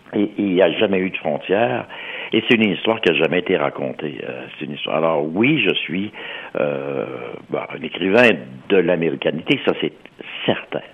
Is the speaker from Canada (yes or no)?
yes; Montreal, Quebec, Canada; je suis de l'Est de Montréal